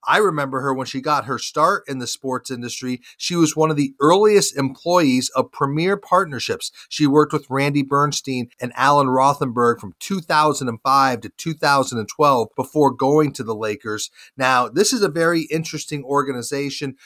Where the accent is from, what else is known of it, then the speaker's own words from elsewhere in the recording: Charlotte, North Carolina, United States; here in my hometown of Charlotte